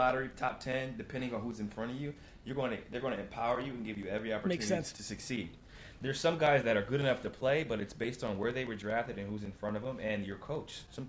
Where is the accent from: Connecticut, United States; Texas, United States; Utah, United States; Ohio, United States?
Ohio, United States; I'm from Ohio.